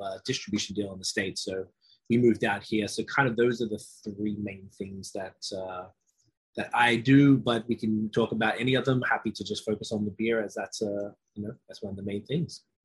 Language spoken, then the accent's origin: English; Australia; moved away as an adult; also born or lived in Toronto, Canada; now in Montreal, Canada; I'm from Australia, living out here in Canada for almost 12 years.